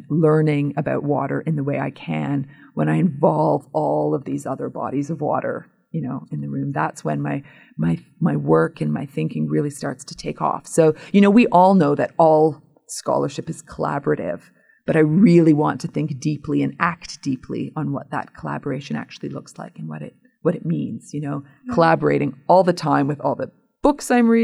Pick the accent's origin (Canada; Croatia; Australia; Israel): Canada; Hamilton, Ontario; my hometown in Hamilton, Ontario